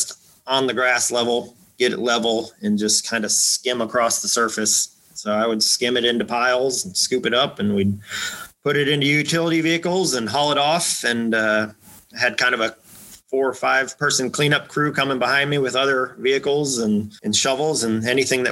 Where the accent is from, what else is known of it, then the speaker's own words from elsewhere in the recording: Iowa, United States; moved away as an adult; also born or lived in Blacksburg, Virginia; now in Texas, United States; I was born and raised in Iowa, grew up a farm boy